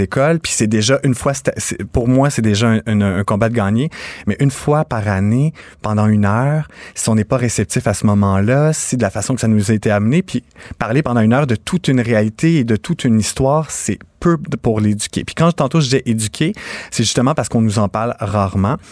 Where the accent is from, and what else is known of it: Napierville, Quebec, Canada